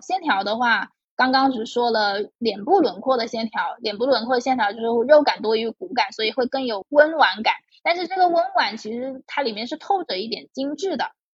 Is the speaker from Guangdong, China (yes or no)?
yes; Guangdong, China; 我是潮汕家庭长大